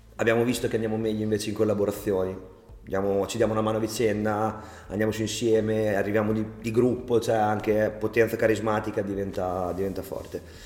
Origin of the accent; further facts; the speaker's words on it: Forlì, Emilia-Romagna, Italy; accent: romagnolo; also born or lived in England; noi siamo di Forlì, Emilia Romagna